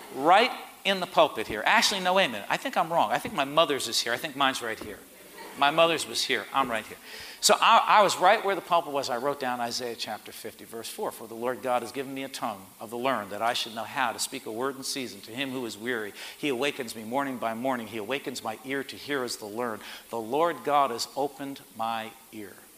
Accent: Port Chester, New York, United States; I was from Port Chester

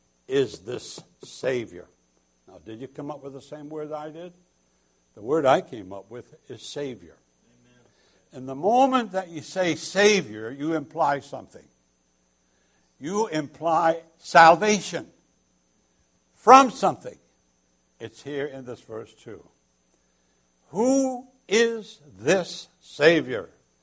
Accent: United Kingdom; now in United States; It's not because I'm British and the red coats are coming.

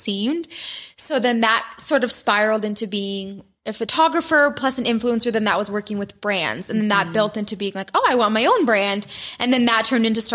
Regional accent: Michigan, United States; moved away as an adult; now in Utah, United States; I grew up in Michigan

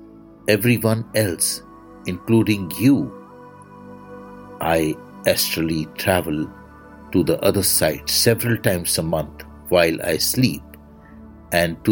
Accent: India; I am the Indian monk

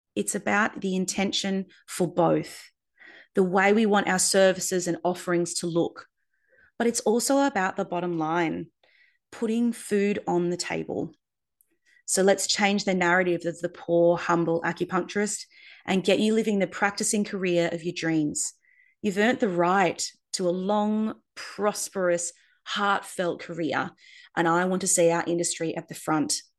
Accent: Darwin, Northern Territory, Australia; also born or lived in Perth; moved from Perth to Darwin to set up a practice in my hometown

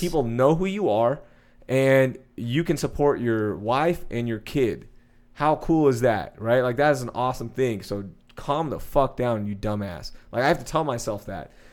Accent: Sugar Land, Texas, United States; also born or lived in Houston; I'm from Houston. I grew up in Sugar Land.

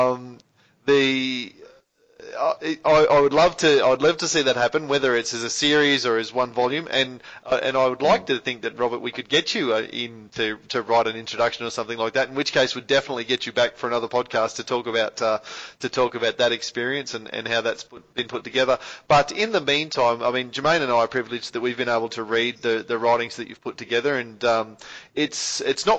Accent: Australia; we as Australian readers

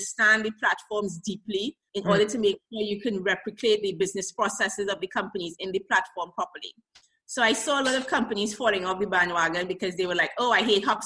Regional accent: Trinidad & Tobago; moved away as an adult; now in Israel; I'm from Trinidad and Tobago originally.

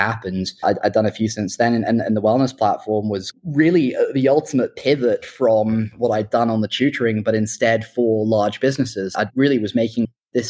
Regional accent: Oxford, South East England, United Kingdom; also born or lived in Hong Kong / London; I was born in Hong Kong and grew up there till I was about 9 or 10, and then found myself at school in the UK in Oxford

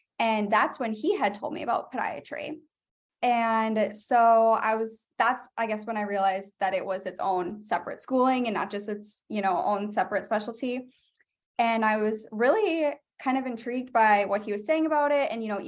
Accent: Wisconsin, United States; Yeah, so I grew up in Wisconsin. I did undergrad at University of Wisconsin, Eau Claire.

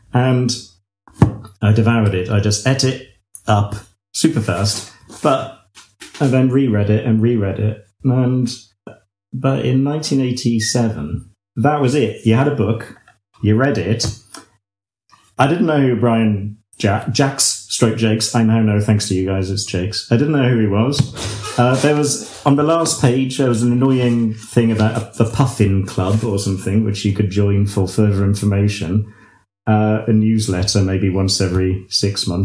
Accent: United Kingdom; I'm a British gardener and illustrator

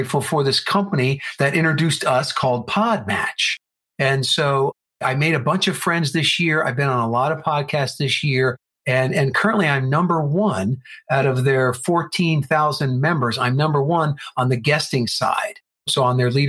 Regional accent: New Jersey, United States; now in Arizona, United States; I am originally from New Jersey, where Ryan is. But then I moved out to Arizona.

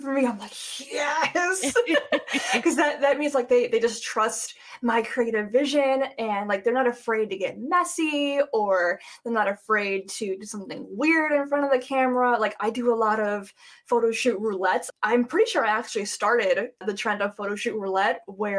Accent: Cleveland, Ohio, United States; I'm from Cleveland

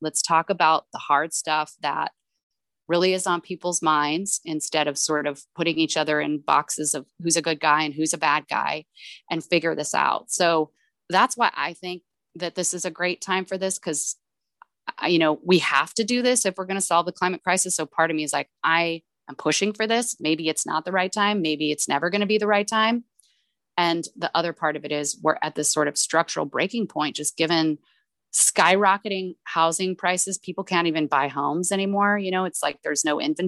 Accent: El Paso, Texas, United States; El Paso, my hometown.

